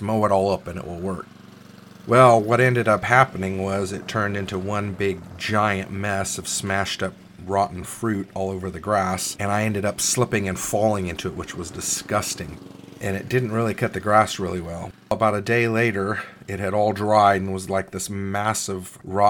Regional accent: South Africa; moved away; also born or lived in California; I grew up in South Africa as a kid

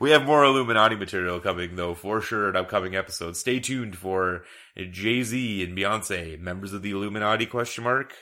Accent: Canada; We're Canadian

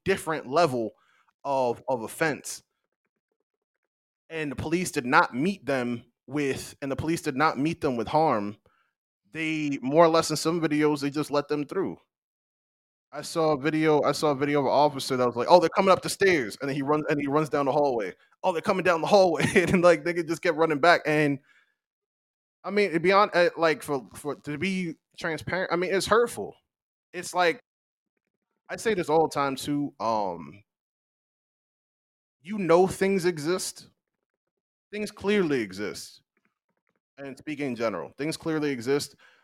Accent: United States; moved away; where I'm from that represent me as an American

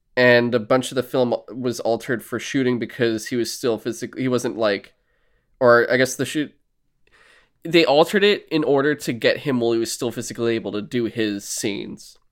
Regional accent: United States; I'm American

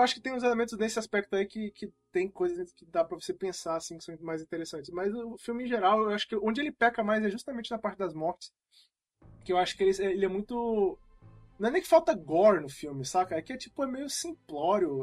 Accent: Formiga, Minas Gerais, Brazil; moved away; quando eu era moleque, eu morava em Minas Gerais, estava uma cidadezinha lá do interior chamada Formiga.

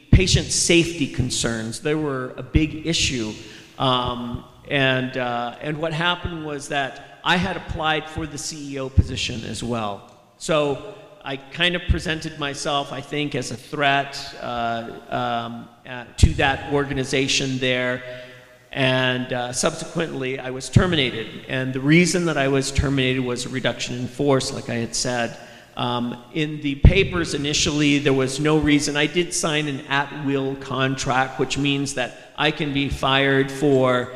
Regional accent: Houck, Arizona, United States; also born or lived in Gallup, New Mexico; I come from Hauk, Arizona, just right over the border, and I've been brought up in this area all my life.

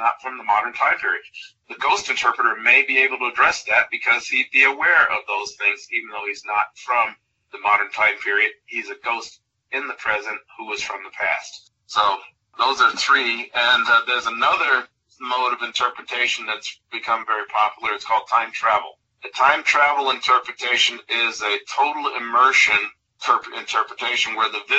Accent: Chicago, Illinois, United States; moved away; I grew up in Chicago

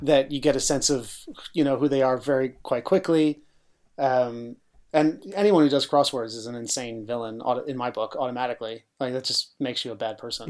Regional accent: New York City, New York, United States; as a New Yorker

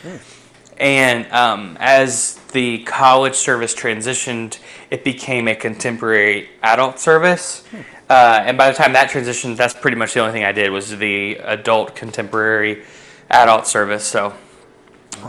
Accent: outside of Pittsburgh, PA, Pennsylvania, United States; moved away as an adult; also born or lived in Kentucky / Anderson, Indiana; I was born in Kentucky and then at the age of six, we uh, ended up in a in a PA, uh, and I graduated high school there outside of Pittsburgh

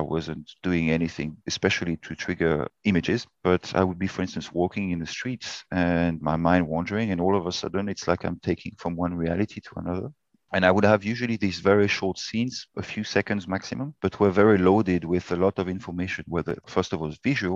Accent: France; Born and raised in France, but my mother is English

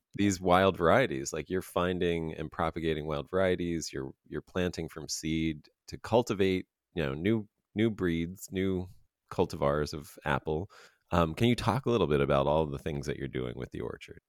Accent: Pennsylvania, United States; I'm from Pennsylvania as well

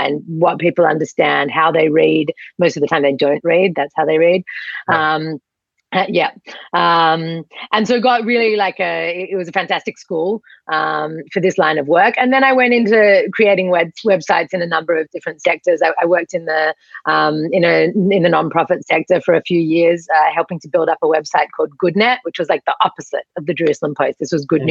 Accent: Australia; moved away as an adult; also born or lived in Sydney, Australia; now in Israel; I was born and raised here in Australia. I moved over to Israel like 15 years ago

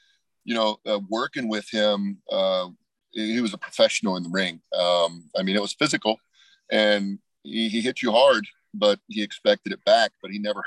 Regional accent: Indiana, United States; I am from Indiana

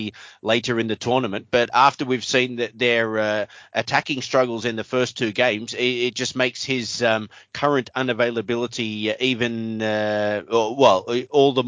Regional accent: Australia; as an Australian

